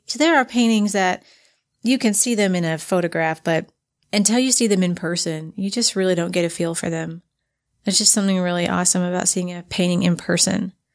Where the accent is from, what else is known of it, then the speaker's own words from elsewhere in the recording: Frankfort, Kentucky, United States; moved away as an adult; also born or lived in southern Indiana; now in Utah, United States; moved to Frankfort, Kentucky, which is the capital city